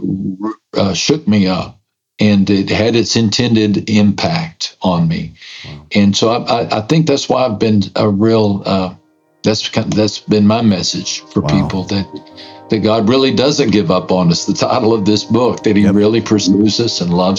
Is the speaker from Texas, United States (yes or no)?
yes; West Texas, United States; I was raised in West Texas